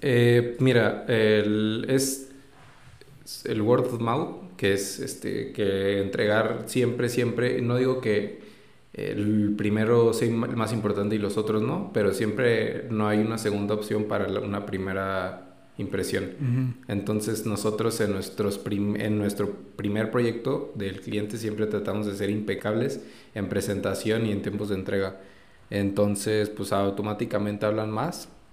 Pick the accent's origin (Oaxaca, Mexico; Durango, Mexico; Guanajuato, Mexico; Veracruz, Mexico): Durango, Mexico; yo también soy de Durango